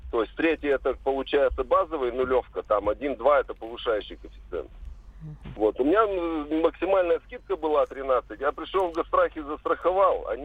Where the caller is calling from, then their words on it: Perm, Perm Krai, Russia; Э, здравствуйте, я из Перми звоню.